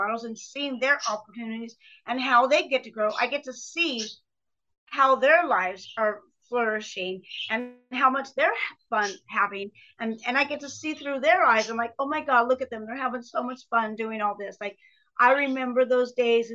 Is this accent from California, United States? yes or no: yes; Pomona, California, United States; I was born in Pomona, California